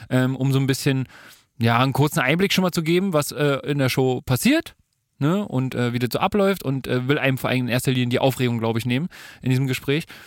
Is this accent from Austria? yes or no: no; France; Ja, ich bin Franzose, ich eigentlich.